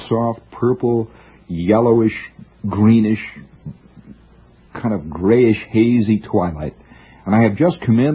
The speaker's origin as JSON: {"language": "English", "area": "Middle West", "region": "Midwest", "country": "United States", "moved": "yes", "said": "I'm not a real American. I'm from the Middle West."}